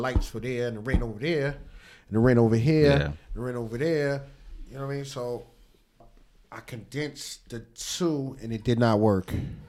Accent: New York, United States; also born or lived in Virginia / Atlanta; I'm a New Yorker.

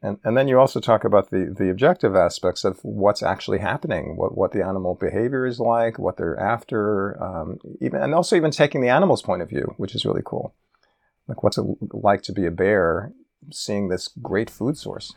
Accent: New York City, New York, United States; growing up in New York City

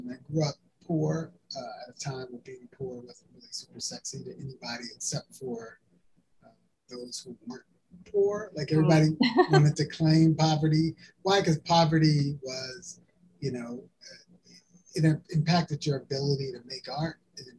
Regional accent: Birmingham, Alabama, United States; born there; also born or lived in East Texas / Northern California; So I was born in Birmingham, Alabama. Both my mom and my dad and myself were all born at the same hospital

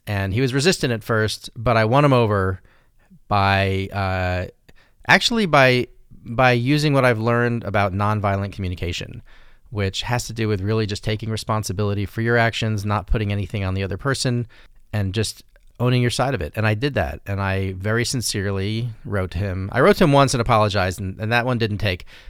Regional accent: Santa Fe, New Mexico, United States; I grew up in Santa Fe

